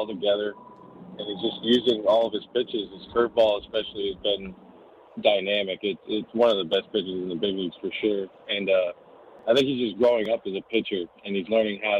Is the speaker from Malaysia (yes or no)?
no; New York, United States; growing up in New York